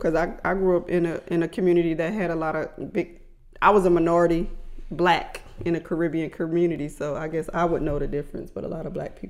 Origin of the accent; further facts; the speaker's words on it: Florida, United States; moved away as an adult; now in Georgia, United States; I grew up in Florida for the most part